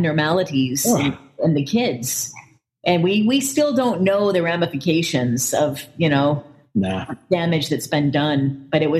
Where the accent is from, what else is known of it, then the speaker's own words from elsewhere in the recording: Flint, Michigan, United States; moved away; I'm born and raised in Flint.